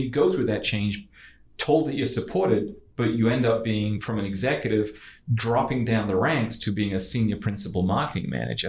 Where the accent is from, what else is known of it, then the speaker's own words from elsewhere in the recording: New York, United States; I knew when I was 5 growing up in New York